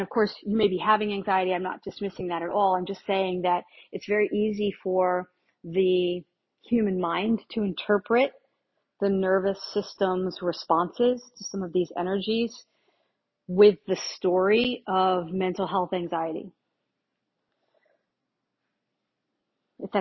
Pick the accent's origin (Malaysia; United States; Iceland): United States; Northeast; moved away; I grew up in the Northeast.